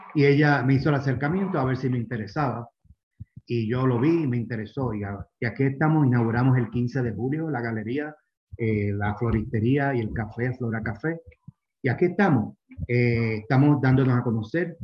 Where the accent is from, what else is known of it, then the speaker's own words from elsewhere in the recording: Puerto Rico; moved away as an adult; also born or lived in Miami, United States / Florence, Italy; now in Cuenca, Ecuador; Yo soy original de Puerto Rico, pero hace 20 años vivo en Miami.